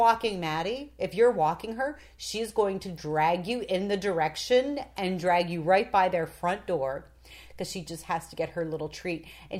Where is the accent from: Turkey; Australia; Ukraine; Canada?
Canada; Toronto, Ontario; moved away as an adult; also born or lived in New York City; now in Florida, United States; I'm from Toronto.